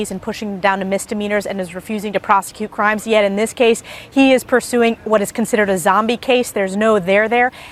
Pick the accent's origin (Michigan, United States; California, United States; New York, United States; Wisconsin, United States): New York, United States; I am from New York. I'm a New Yorker